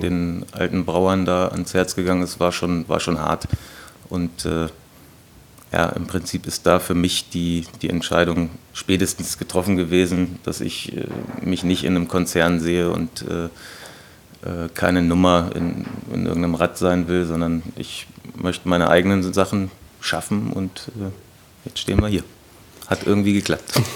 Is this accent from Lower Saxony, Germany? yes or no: yes; Gifhorn, Lower Saxony, Germany; also born or lived in Berlin; now in Hannover, Germany; ich komme aus dem Raum Gifhorn. Das ist also zwischen Braunschweig und Hannover